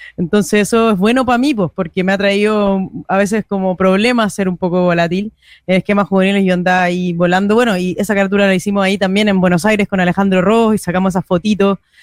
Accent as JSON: {"language": "Spanish", "country": "Chile", "moved": "yes", "lives_now": "Madrid, Spain"}